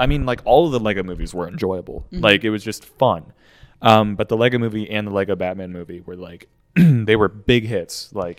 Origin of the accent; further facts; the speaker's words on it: southwestern Pennsylvania, United States; accent: Southern twang; I am from southwestern Pennsylvania.